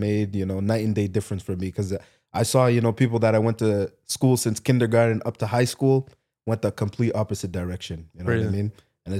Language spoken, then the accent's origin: English; Ontario, Canada; also born or lived in Haiti (ancestry); My parents are from Haiti. Haiti, okay. Yeah. I was born here